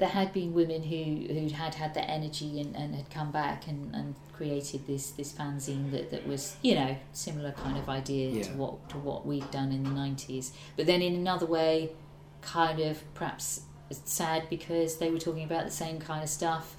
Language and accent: English; Ormskirk, North West England, United Kingdom; Well, I grew up in Ormskirk in the northwest, and my girlfriend always makes fun of me because she says, "Oh, you love Ormskirk, don't you?"